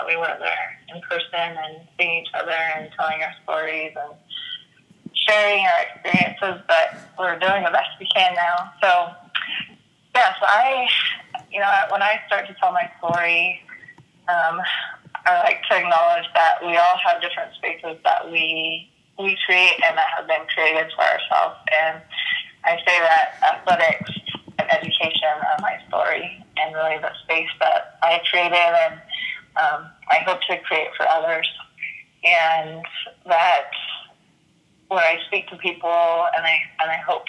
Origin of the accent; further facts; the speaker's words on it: Northern California, United States; I grew up in Northern California, where my parents really got into sports